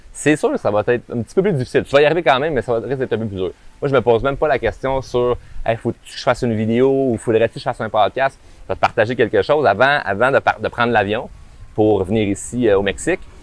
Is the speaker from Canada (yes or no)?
yes; Quebec, Canada; accent: québécois de région; mon accent québécois de région